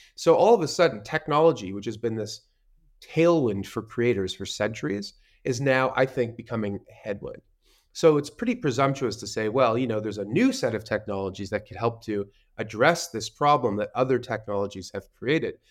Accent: Canada; I'm a Canadian, and I started my career in traditional finance

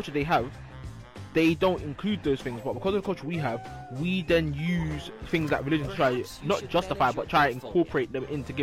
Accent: London, United Kingdom; We're all London born and raised in here

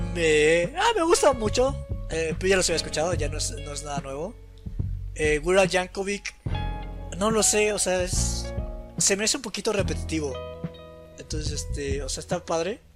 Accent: Mexico; soy mexicano

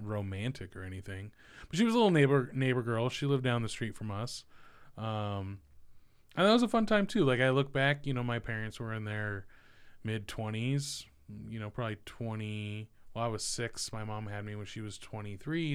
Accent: Merced, California, United States; moved away as an adult; now in Ohio, United States; I was born in the Central Valley, um, little place called Merced

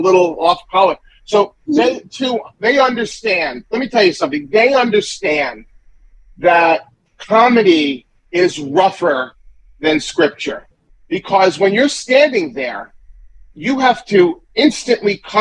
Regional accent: Great Neck, New York, United States; also born or lived in Manhattan; I grew up in Long Island, you know, in Great Neck, and then I moved to Manhattan.

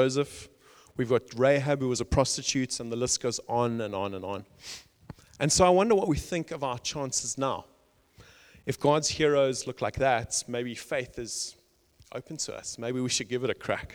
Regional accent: South Africa; I grew up in South Africa, you can probably tell by the accent

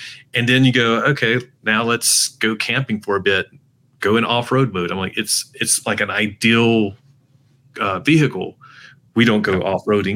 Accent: North Carolina, United States; I grew up in North Carolina

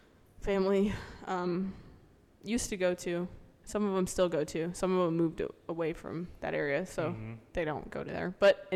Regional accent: Florida, United States; I lived in Florida my whole life except for my 4 years in college.

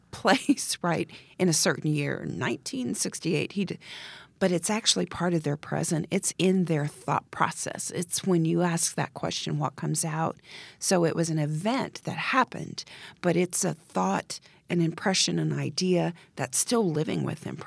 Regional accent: Italy; born there; also born or lived in Texas / Germany / Montana / Oklahoma; So I was born in Italy. We then moved to Texas, and that's when my dad went to Vietnam.

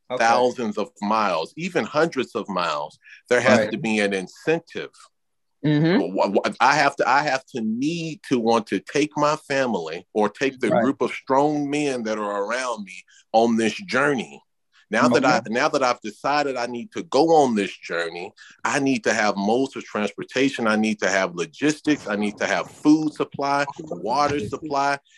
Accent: Paterson, New Jersey, United States; Bro, I'm from Patterson.

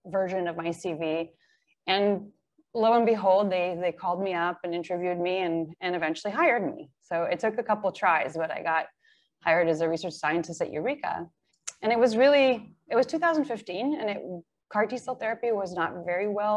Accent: Israel; moved away as an adult; also born or lived in Bay Area; now in Seattle, United States; I was born in Israel and went to the military and then traveled

